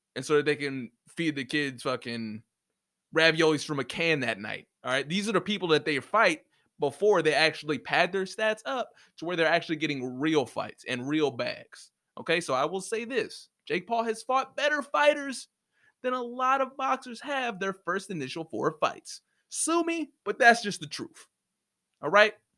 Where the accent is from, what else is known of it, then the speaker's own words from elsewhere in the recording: United States; moved away; I'm from the States